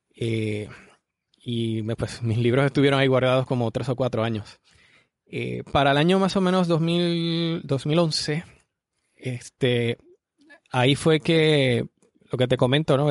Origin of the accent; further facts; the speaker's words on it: Arecibo, Puerto Rico; soy de Puerto Rico, eh, específicamente de la ciudad de Arecibo, aquí en Puerto Rico. Y bueno, aquí he vivido casi toda, toda mi vida